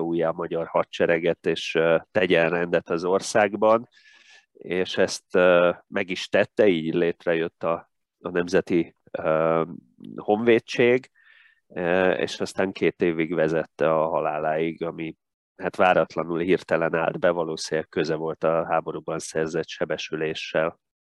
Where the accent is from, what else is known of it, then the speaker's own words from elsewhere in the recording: Tatabánya, Komárom-Esztergom, Hungary; moved away as an adult; also born or lived in Budapest; Tatabányán nem volt öttusa szakosztály, úgyhogy várnom kellett még két évig, mikor gimnáziumot befejezve felkerültem Budapestre